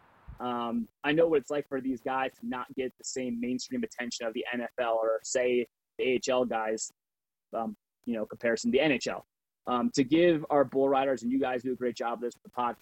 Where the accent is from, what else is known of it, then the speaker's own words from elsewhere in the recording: Connecticut, United States; Growing up in Connecticut